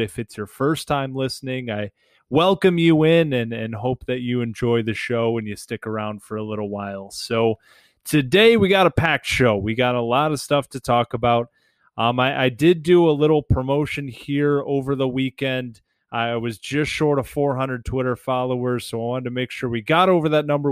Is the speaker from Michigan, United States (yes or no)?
yes; Detroit, Michigan, United States; growing up in Metro Detroit